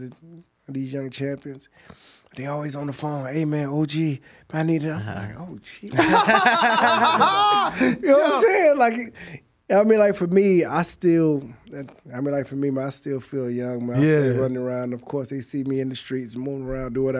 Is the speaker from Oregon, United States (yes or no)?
no; Central Florida, United States; also born or lived in Miami; I was born in Miami, raised in Central Florida